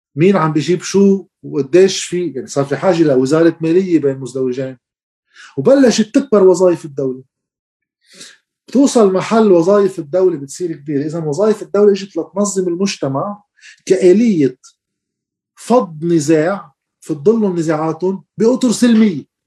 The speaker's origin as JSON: {"language": "Arabic", "country": "Lebanon", "said": "نحن بلد صغير"}